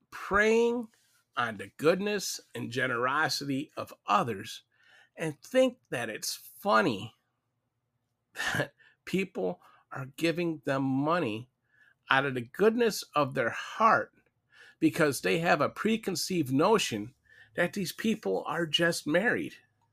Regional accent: Louisville, Kentucky, United States; I never divulged where I was from. My city was originally Louisville, Kentucky, where I hailed from.

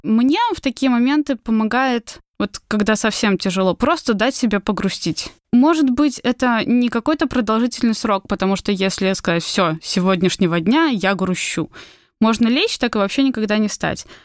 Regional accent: Belarus; moved away as an adult; now in Georgia; мы приехали из Беларуси

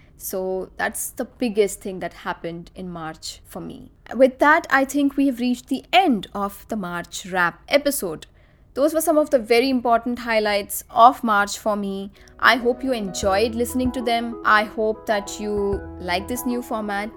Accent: Nagpur, Maharashtra, India; my father built his dream house in my hometown in Nagpur

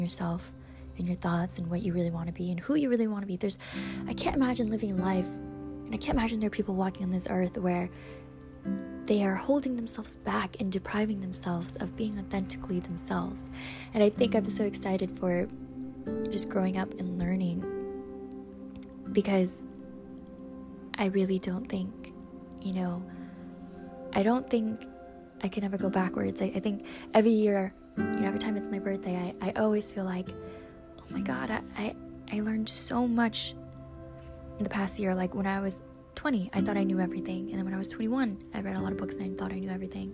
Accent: Michigan, United States; Growing up in the Midwest in Michigan

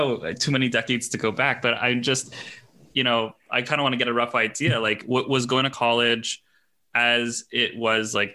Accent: Montreal, Quebec, Canada; moved away as an adult; also born or lived in United Kingdom / New York; I'm from Montreal

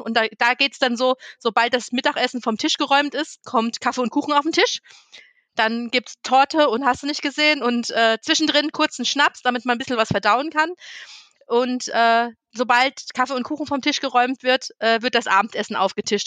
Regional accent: Northern Germany, Germany; moved away; ich bin ja gebürtige Norddeutsche und habe da noch meine Oma und die Seite meines Vaters, äh, die wohnen ja noch komplett dort oben

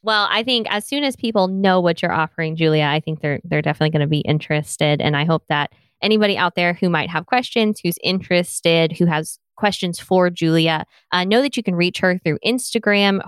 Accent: the South, United States; accent: Southern; I'm Southern

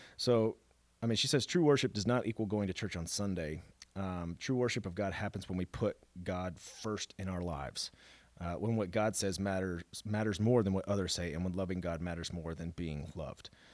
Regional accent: Dallas, Texas, United States; I come from Dallas

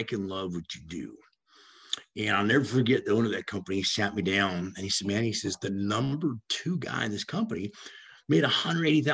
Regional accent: Los Angeles, California, United States; I grew up in California in Hollywood

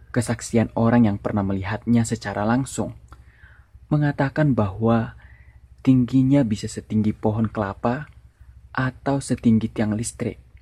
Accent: North Sumatra, Indonesia; Aku adalah orang Batak, dan tempat tinggalku sekarang berada di daerah Kaldera Toba.

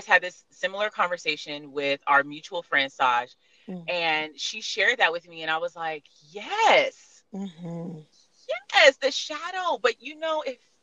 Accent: California, United States; I am from California

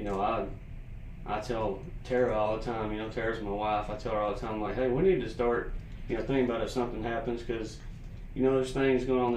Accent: Teague, Freestone/Limestone County, Texas, United States; growing up in Tig, you know, never really leaving the limestone or the freestone limestone county, the tri-county

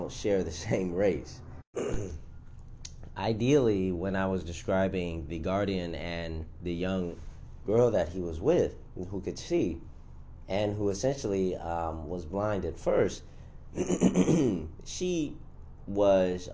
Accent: United States; since I am American, I guess I have to say African American

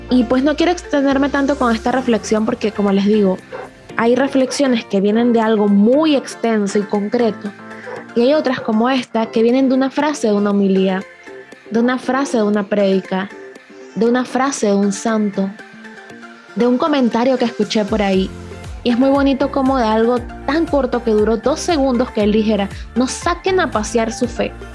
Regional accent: La Chorrera, Panamá Oeste, Panama; específicamente en mi pueblo de La Chorrera

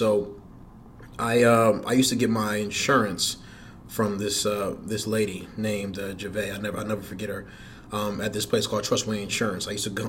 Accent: Atlanta, Georgia, United States; also born or lived in Passaic, New Jersey; No, I actually went to high school in Atlanta, Georgia.

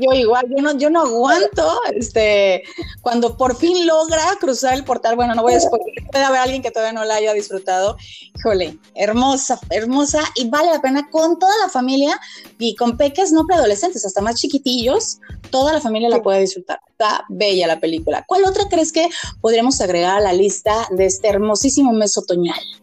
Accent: Mexico; nuestra tradición como mexicanos

